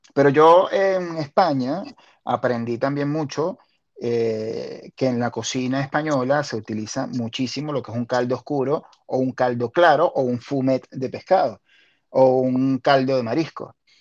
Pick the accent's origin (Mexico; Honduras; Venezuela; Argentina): Venezuela; Maiquetía, La Guaira; also born or lived in Caracas; Yo viví en La Guaira hasta, hasta mis 22 eh, años. Lo que pasa es que, ah, claro, yo, yo nací en, en Maiquetía